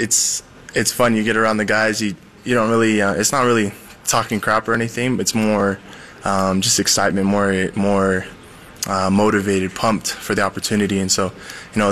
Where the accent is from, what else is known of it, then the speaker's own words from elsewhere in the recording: Southern Utah, United States; now in Provo, United States; That's my hometown right there